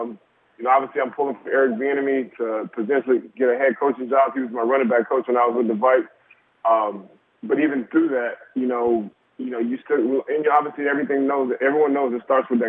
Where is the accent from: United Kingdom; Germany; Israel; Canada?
Germany; born there; My dad is a military man. 32 years, Vietnam veteran, Purple Heart, and I was born in Germany.